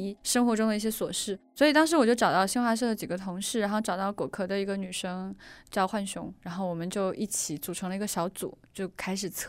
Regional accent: China; 其实我们中国人听说的大部分的这个航天项目都是极为成功的

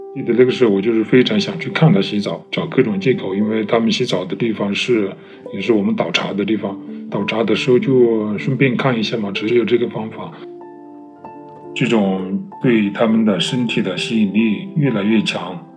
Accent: Hunan, China; 我是湖南人，我是一个四十多岁的中年同性恋者

